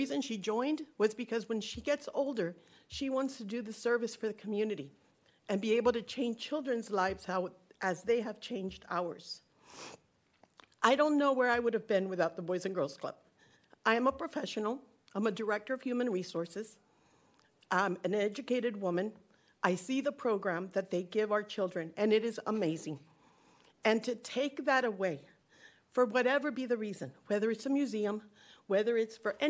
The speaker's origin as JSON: {"language": "English", "region": "Florida", "country": "United States", "moved": "as an adult", "said": "I'm from Florida"}